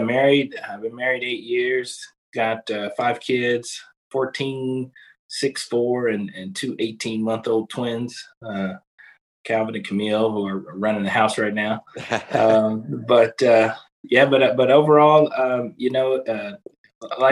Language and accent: English; Kansas City, Missouri, United States; moved away; I'm originally from Kansas City, Missouri